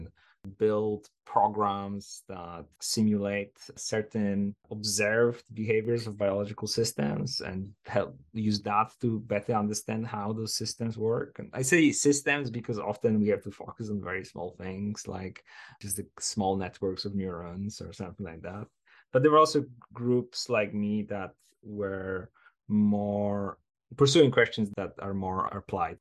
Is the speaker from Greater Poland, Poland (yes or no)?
yes; Poznań, Greater Poland, Poland; moved away as an adult; also born or lived in Edinburgh; I started my undergraduate degree in computer science in my hometown of Poznań